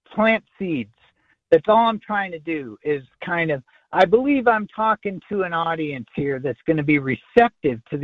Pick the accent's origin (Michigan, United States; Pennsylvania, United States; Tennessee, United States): Michigan, United States; my allegiance is to the state of Michigan, where I was born.